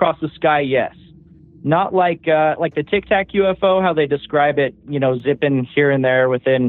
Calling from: Clearfield, Utah, United States; I'm calling from Clearfield, Utah.

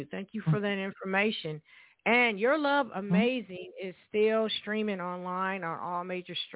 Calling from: California, United States; I'm calling from California.

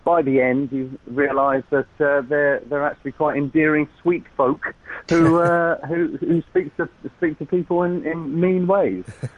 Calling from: Los Angeles, California, United States; I am, yeah, I'm LA-based at the moment. I'm calling you from a very nice hotel room. we're staying at the Beverly Hilton.

